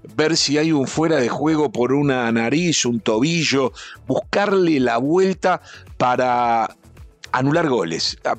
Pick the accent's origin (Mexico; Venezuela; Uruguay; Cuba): Uruguay; los 500 uruguayos que estábamos ahí